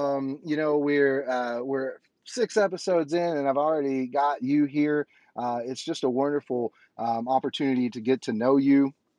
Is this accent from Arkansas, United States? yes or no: yes; Conway, Arkansas, United States; there's the place that I was born and graduated from, and there's Conway, Arkansas, which is my hometown.